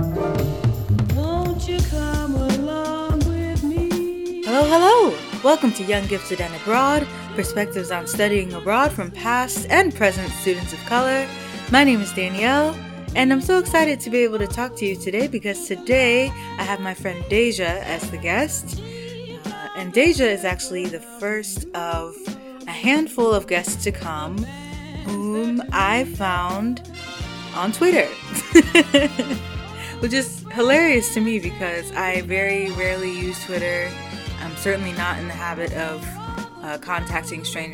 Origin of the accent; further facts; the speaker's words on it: Michigan, United States; I'm from Michigan too